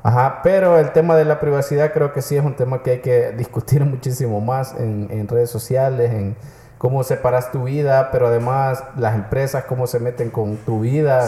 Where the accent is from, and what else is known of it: El Salvador